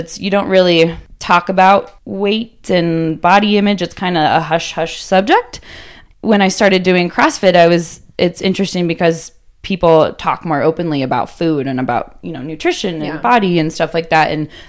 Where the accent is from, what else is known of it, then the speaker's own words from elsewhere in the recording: Littleton, Colorado, United States; Littleton, Colorado, super close.